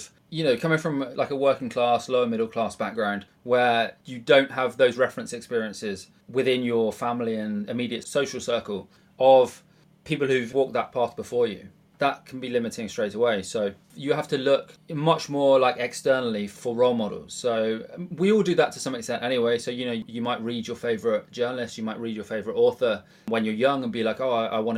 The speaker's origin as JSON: {"language": "English", "town": "Bridgwater", "region": "South West England", "country": "United Kingdom", "tie": "born or raised there", "moved": "as an adult", "lives_now": "London, United Kingdom", "said": "I was born in Bridgewater. It's like a working class kind of outpost in Somerset"}